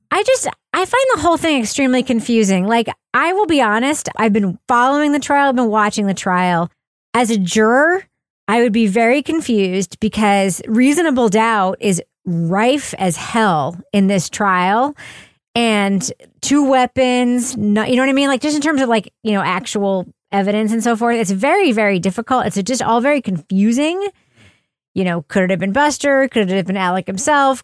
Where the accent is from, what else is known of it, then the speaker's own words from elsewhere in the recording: New Hampshire, United States; she just knew I was from New Hampshire